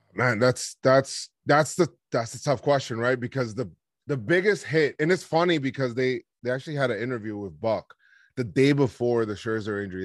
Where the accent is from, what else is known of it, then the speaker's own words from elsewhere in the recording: New York, United States; growing up in New York